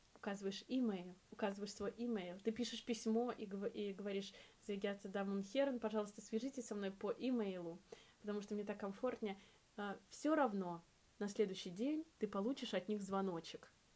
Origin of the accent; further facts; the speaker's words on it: Russia; moved away as an adult; now in Berlin, Germany; я девочка из России